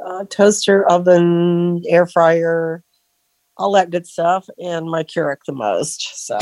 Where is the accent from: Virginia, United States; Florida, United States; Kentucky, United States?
Florida, United States; Sebring; from Sebring, Florida.